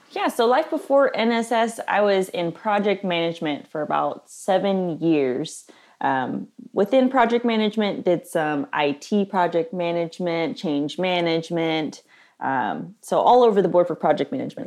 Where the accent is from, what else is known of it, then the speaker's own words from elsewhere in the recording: Nashville, Tennessee, United States; I grew up here in Nashville in the South